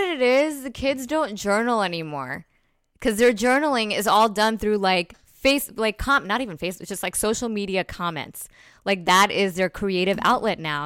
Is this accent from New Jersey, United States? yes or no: yes; New Jersey, United States; I'm from Jersey